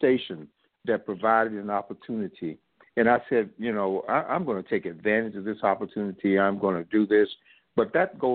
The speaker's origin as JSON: {"language": "English", "region": "South Alabama", "country": "United States", "tie": "born or raised there", "said": "I grew up poor in South Alabama."}